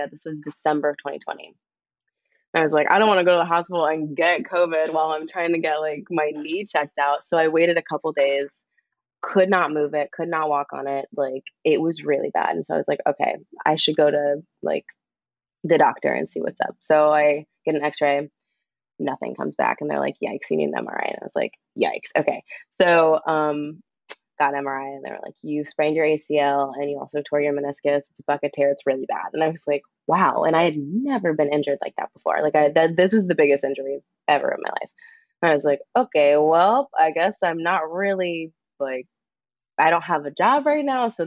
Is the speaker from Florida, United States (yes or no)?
yes; Florida, United States; born there; I was born on the Cats tour in Florida.